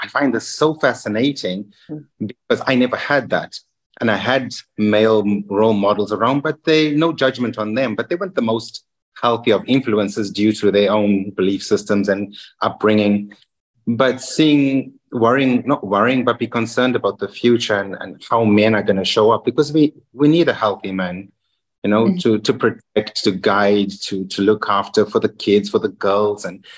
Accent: Zimbabwe; English is a second language; also born or lived in Ramsgate / Margate / Bristol / London; now in Luxembourg; Being an English, Zimbabwe is a British colony. So we didn't have too much of a culture shock in terms of language and ways. I have a lot of family in the UK.

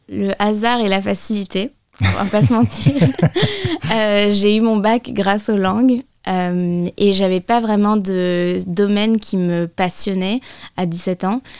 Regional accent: United States; accent: American; Moi, j'ai grandi avec l'accent américain.

